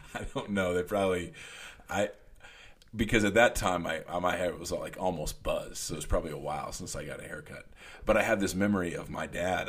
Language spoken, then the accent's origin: English; Junction City, United States; born or raised there